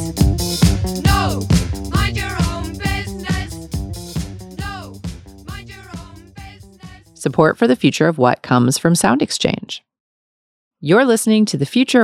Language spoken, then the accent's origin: English; New York City, New York, United States; I grew up in Manhattan, you know, New York City